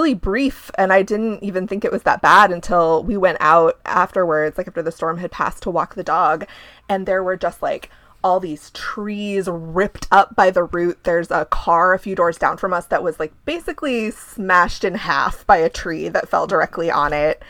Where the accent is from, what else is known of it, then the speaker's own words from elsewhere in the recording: Ohio, United States; now in Chicago, United States; I'm from Ohio